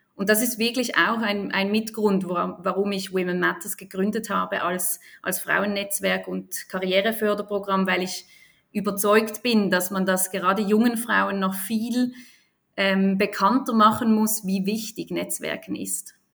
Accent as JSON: {"language": "German", "town": "Basel", "region": "Basel-Stadt", "country": "Switzerland", "tie": "born or raised there", "said": "ich bin aus Basel, in Basel geboren und aufgewachsen"}